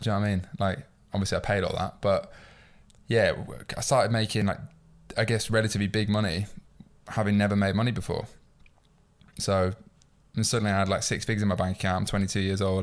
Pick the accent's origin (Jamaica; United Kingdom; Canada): United Kingdom; York, Yorkshire and the Humber; moved away as an adult; now in London, United Kingdom; I'm not from London. Like, my, my mum's from London, my dad's Irish, she's from Dublin, but I grew up in York, where I'm from